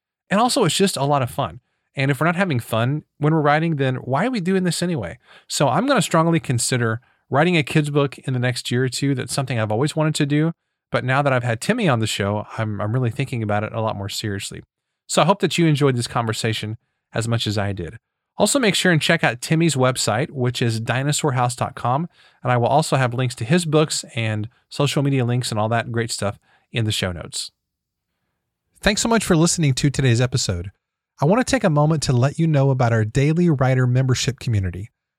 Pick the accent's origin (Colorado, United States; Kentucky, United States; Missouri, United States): Missouri, United States; But I am from Missouri, so we're known for mispronouncing things.